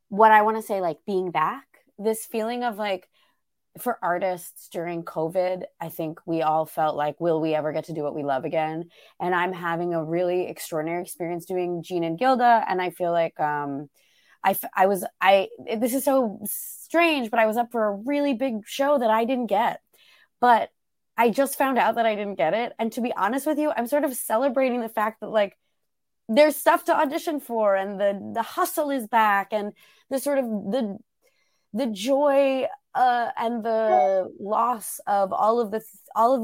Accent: Arlington, Virginia, United States; also born or lived in New York; I grew up in just outside Washington, D.C. in Arlington, Virginia

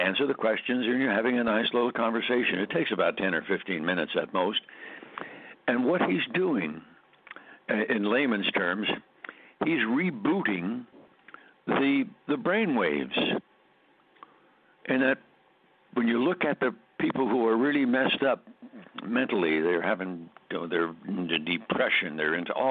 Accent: Scranton, Pennsylvania, United States; our hometown where I grew up in Scranton, Pennsylvania

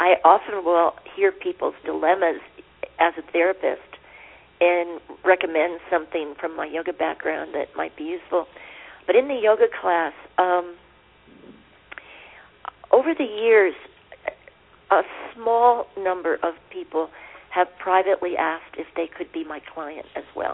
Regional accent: Pennsylvania, United States; now in Santa Fe, United States; I was born in Pennsylvania in coal mining country

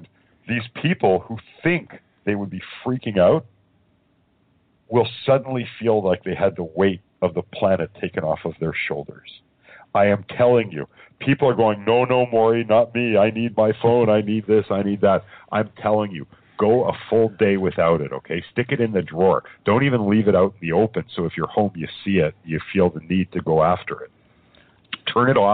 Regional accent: Winnipeg, Manitoba, Canada; now in Toronto area, Canada; Originally, I'm from Winnipeg. I live outside of Toronto now.

